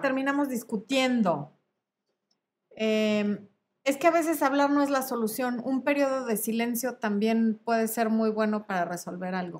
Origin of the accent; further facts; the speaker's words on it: Mexico City, Mexico; yo soy de la Ciudad de México